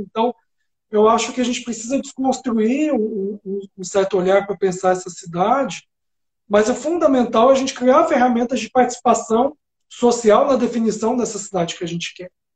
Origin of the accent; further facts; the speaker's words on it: Sacramento, Minas Gerais, Brazil; eu, sou de Sacramento, né? Eu nasci, fica em Minas, no interior de Minas, na Serra da Canastra